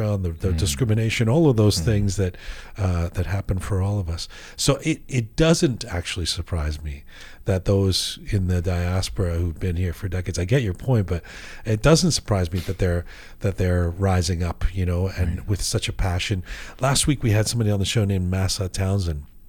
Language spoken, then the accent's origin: English; London, United Kingdom; I was born in London. I didn't grow up in Iran